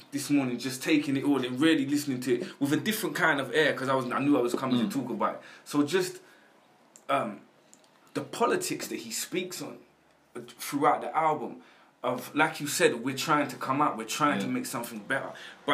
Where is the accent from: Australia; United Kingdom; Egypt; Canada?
United Kingdom; London; I grew up in South London my whole life.